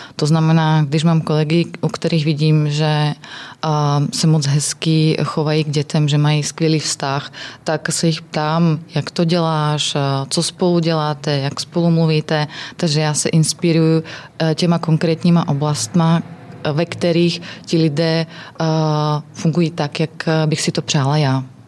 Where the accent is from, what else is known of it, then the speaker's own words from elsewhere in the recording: Slovakia; Czech is a second language; moved away; jsem ze Slovenska